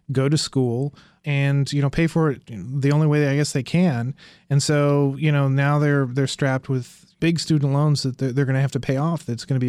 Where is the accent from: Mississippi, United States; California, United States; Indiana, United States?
Indiana, United States; You know, I grew up in Indiana, which, you know, was a, you know, is a Rust Belt state now.